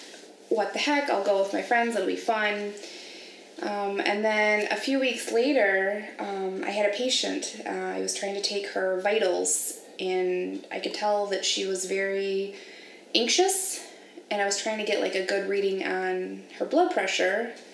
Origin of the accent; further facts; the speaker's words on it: Sterling Heights, Michigan, United States; I am from Sterling Heights. I live there with my boyfriend and our fur kids.